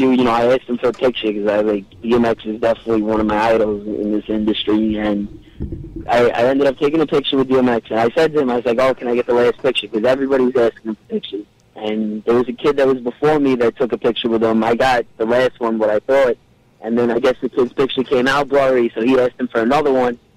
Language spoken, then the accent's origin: English; Queens, New York, United States; born there; accent: Brooklyn; I was born in Queens. I, I live in Brooklyn now.